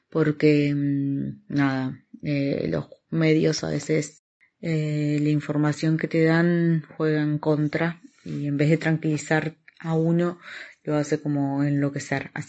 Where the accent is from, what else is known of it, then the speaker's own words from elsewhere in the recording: Argentina; now in Oviedo, Spain; soy argentina, tengo 37 años, vivo en Oviedo, estoy embarazada de 33 semanas